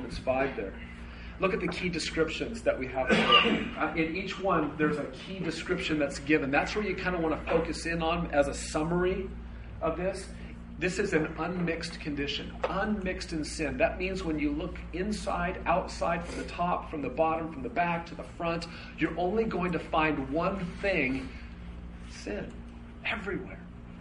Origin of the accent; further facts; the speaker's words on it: United States; I was born in America